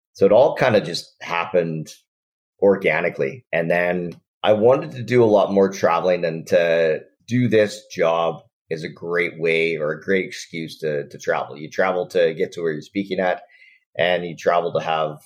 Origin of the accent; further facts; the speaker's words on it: Nanton, Alberta, Canada; I'm from Western Canada. Southern Alberta is where I grew up, a little farming and ranching community called Nanton, which is about an hour south of Calgary.